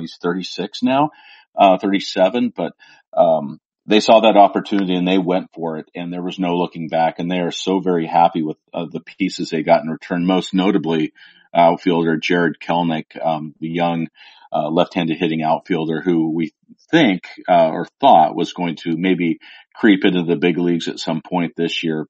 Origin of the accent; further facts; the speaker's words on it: the Northwest, Pacific Northwest, United States; someone who grew up in the Northwest